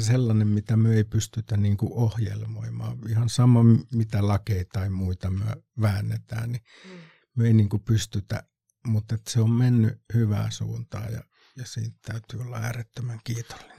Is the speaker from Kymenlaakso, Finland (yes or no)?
yes; Kotka, Kymenlaakso, Finland; nyt kun Kotkasta ollaan